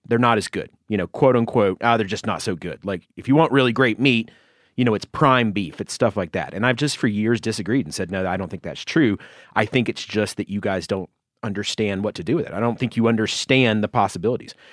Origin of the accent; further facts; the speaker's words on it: Georgia, United States; my home state of Georgia